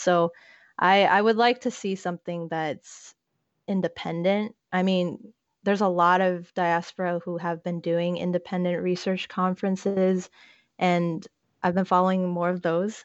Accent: South Korea; now in United States; I am Korean American, but I don't really claim the American part because my entire family is still back in the homeland while I'm here and waiting to finish up my studies

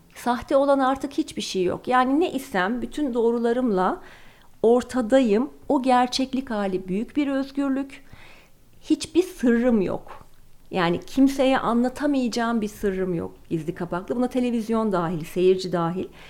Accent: Ankara, Turkey; also born or lived in London; now in Istanbul, Turkey

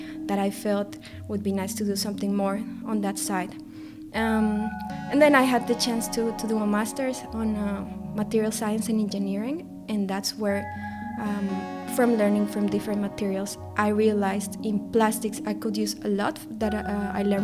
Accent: Colombia; moved away; I grew up in Colombia

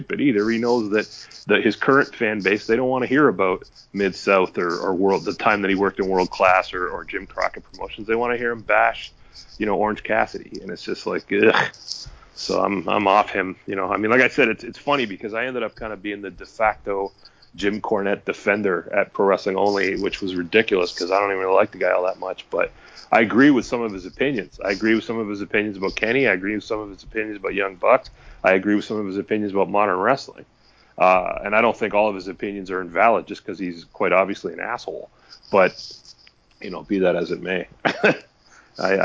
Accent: Toronto, Ontario, Canada; I'm from Toronto

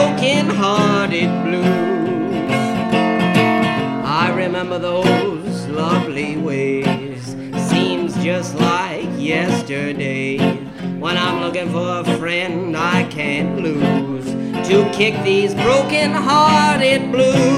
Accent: United States; I come from the United States

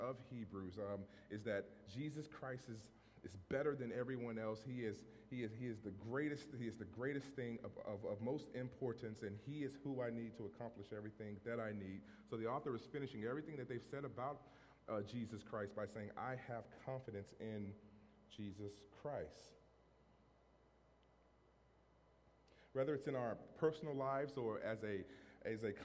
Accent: Monroe, Louisiana, United States; moved away as an adult; also born or lived in Framingham, Massachusetts; now in Fitchburg, United States; growing up in Monroe, Louisiana

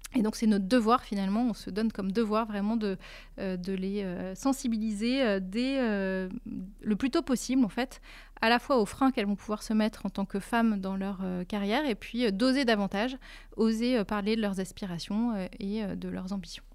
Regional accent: Lille, Hauts-de-France, France; moved away as an adult; also born or lived in Switzerland; je suis lilloise d'origine

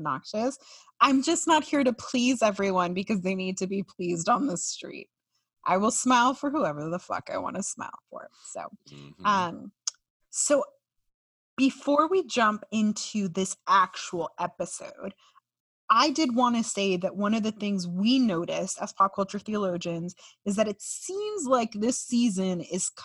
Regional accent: California, United States; now in Miami, United States; my home state of California

